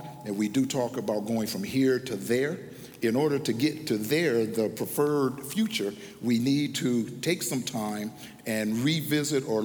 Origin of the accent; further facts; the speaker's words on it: Tacoma, Washington, United States; I'm from Tacoma, Washington